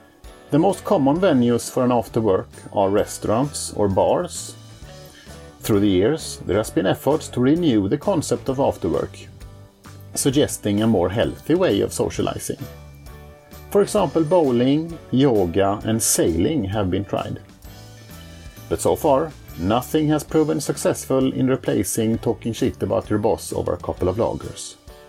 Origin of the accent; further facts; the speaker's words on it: Sweden; I'm from Sweden.